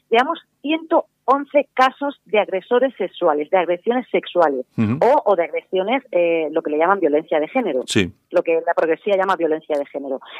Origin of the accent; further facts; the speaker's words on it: Spain; los españoles somos 46, 45 millones de personas